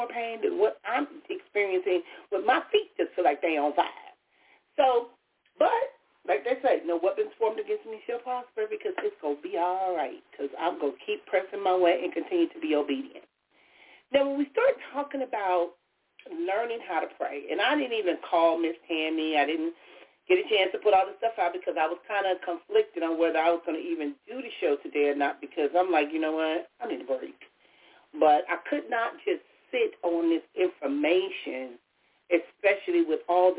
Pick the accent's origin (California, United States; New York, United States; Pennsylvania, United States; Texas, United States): California, United States; Compton; as a kid growing up in Compton